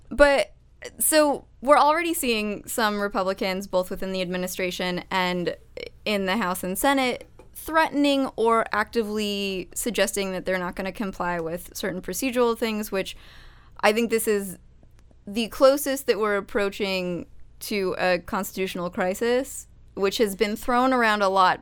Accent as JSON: {"language": "English", "region": "Arizona", "country": "United States", "tie": "born or raised there", "said": "my home state of Arizona"}